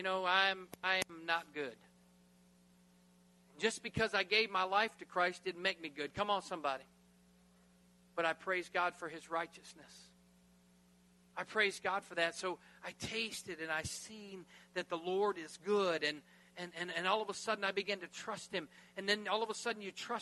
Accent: United States; I'm American

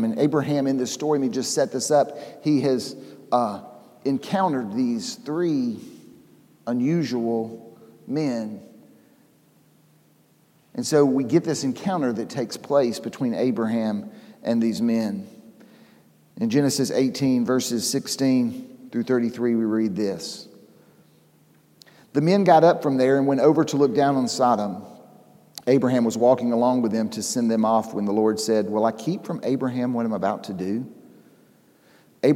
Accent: Atlanta, Georgia, United States; I grew up here in Atlanta.

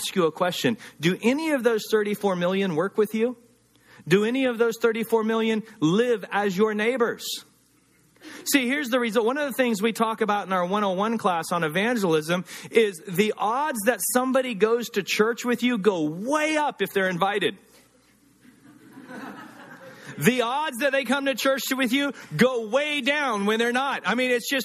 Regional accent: the South, United States; moved away; also born or lived in Los Angeles; growing up in the South

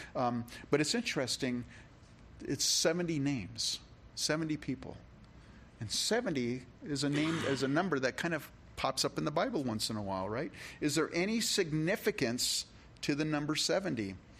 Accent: California, United States; now in Rochester, Minnesota, United States; when I was a kid, you know, I grew up in California, and in fourth grade

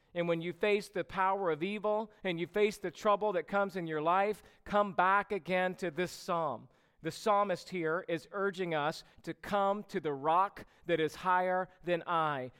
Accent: Georgia, United States; now in California, United States; growing up in Georgia

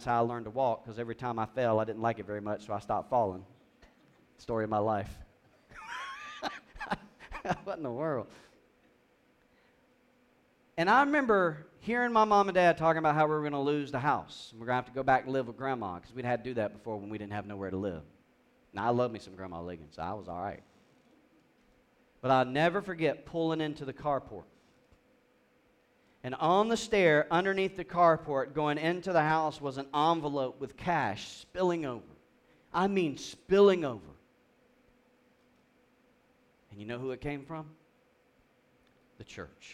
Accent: South Georgia, United States; growing up in South Georgia

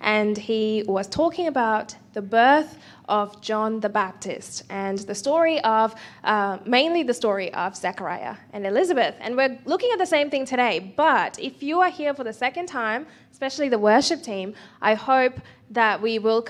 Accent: India; as an Indian

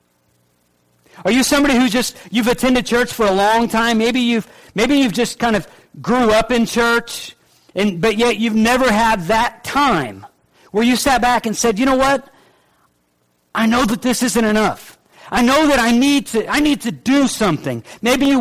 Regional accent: the North, United States; now in Middle Georgia, United States; I'm from the North

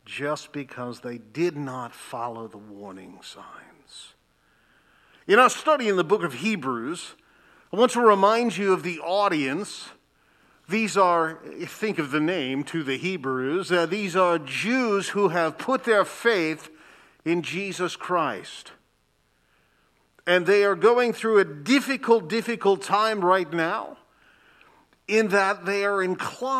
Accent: Lansing, Michigan, United States; I grew up in Lansing, Michigan

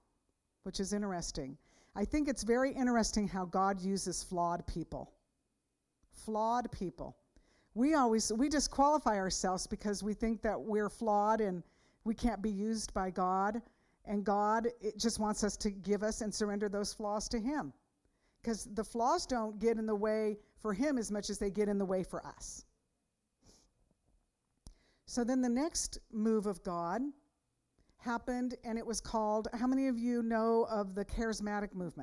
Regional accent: San Jose, California, United States; I grew up in San Jose

